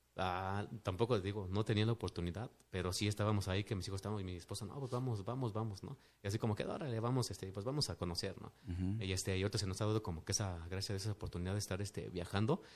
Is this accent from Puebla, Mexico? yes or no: no; Mexico City, Mexico; also born or lived in Mérida, Yucatán; me trajeron de un mes de nacido aquí a la Ciudad de México, entonces prácticamente, pues, soy como que más de, de este lado que, que de allá